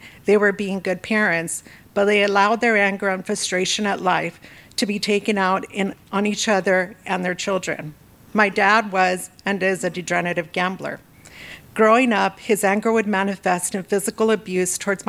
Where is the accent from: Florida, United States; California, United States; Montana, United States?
California, United States; Los Angeles; born and raised in Southern California, Los Angeles to be exact